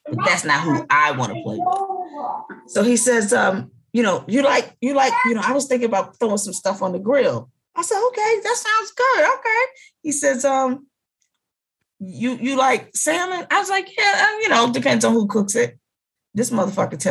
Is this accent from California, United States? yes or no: no; Philadelphia, Pennsylvania, United States; I was from Philly